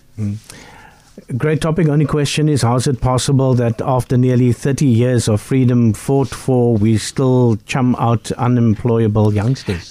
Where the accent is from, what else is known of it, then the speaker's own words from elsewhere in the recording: Bellville, Western Cape, South Africa; where I grew up in Bellville South